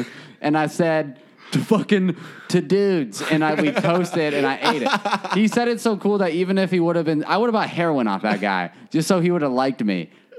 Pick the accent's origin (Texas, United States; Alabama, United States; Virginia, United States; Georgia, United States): Alabama, United States; I'm from Alabama.